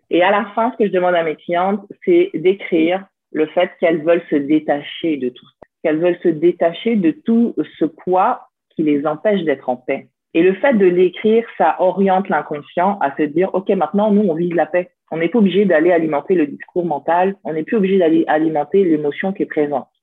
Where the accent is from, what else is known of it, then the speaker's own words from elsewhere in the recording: France; also born or lived in Lyon; je suis française. Donc, euh, je suis née en France